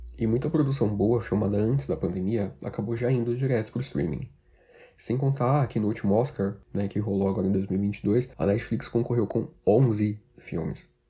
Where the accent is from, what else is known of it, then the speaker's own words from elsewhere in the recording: Brazil; principalmente aqui no Brasil